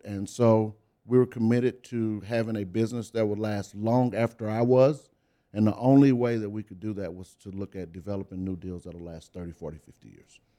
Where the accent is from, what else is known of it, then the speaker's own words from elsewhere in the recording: Beaumont, Texas, United States; In Beaumont, Texas